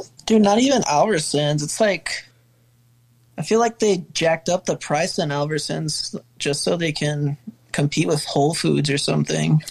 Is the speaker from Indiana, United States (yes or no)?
no; El Paso, Texas, United States; also born or lived in Austin, Texas; I'm from El Paso. Been here for about two years now. I was living in Austin for about five.